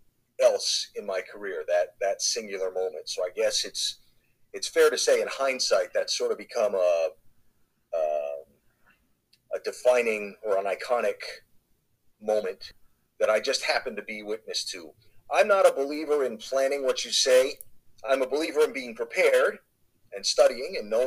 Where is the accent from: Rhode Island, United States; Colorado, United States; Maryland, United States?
Rhode Island, United States; I'm a kid from Rhode Island who always wanted to be on the radio and television.